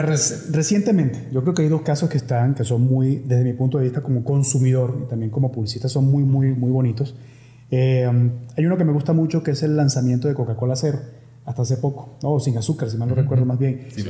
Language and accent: Spanish; Venezuela; now in Mexico; como venezolano